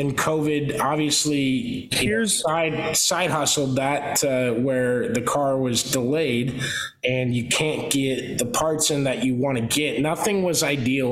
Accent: Pittsburgh, Pennsylvania, United States; accent: Pittsburgh; my Pittsburgh accent

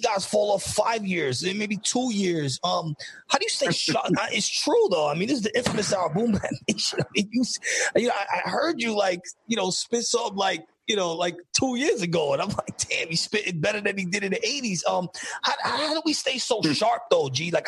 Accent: New York City, New York, United States; I'm from the Bronx.

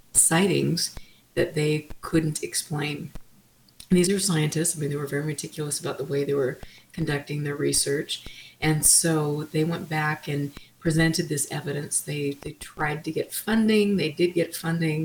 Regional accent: Utah, United States; I'm from Utah

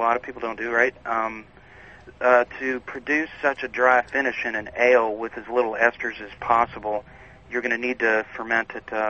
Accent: West Virginia, United States; also born or lived in Rochester, New York; now in Green Bay, United States; I actually came from Rochester, New York. To here. I'm not from there. I'm actually from West Virginia.

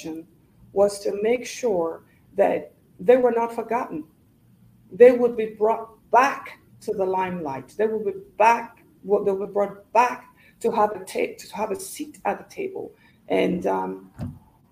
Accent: Gambia; also born or lived in Nigeria; now in United States; growing up in the Gambia

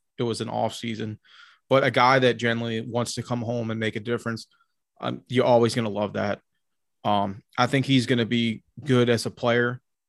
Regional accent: Tennessee, United States; I grew up a lot in Tennessee.

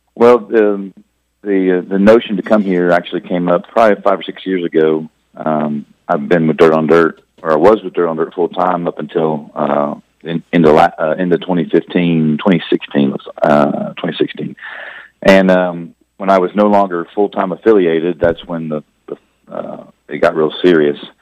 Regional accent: Indianapolis, Indiana, United States; I'm from Indianapolis

